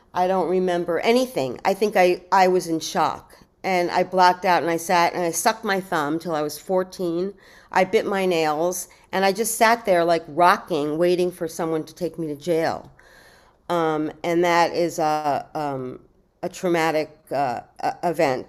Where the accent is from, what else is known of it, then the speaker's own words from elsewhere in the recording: New York City, New York, United States; I was born in New York City